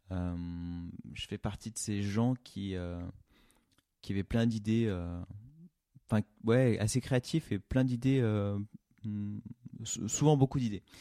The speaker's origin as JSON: {"language": "French", "town": "Craponne", "region": "Auvergne-Rhône-Alpes", "country": "France", "tie": "born or raised there", "also_born_or_lived": "Tassin-la-Demi-Lune / Brittany / Oyonnax / Nantua", "said": "J'ai grandi dans plusieurs villes. Euh, je suis né à Lyon, enfin à Tassin-la-Demi-Lune exactement. Euh, j'ai grandi un petit peu à Craponne à l'époque. ensuite, on est parti en Bretagne. ensuite, on a vécu à Oyonnax, Nantua, enfin Nantua et puis Oyonnax."}